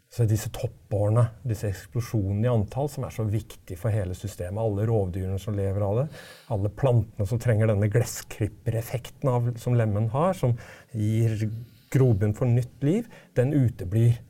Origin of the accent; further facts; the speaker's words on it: Oslo, Norway; jeg vokste opp i Oslo